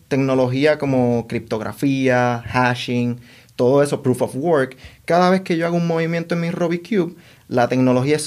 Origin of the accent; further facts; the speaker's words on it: Puerto Rico; moved away as an adult; also born or lived in Dominican Republic / Washington, District of Columbia, United States; now in New York, United States; Nos movimos a Puerto Rico cuando yo tenía cinco años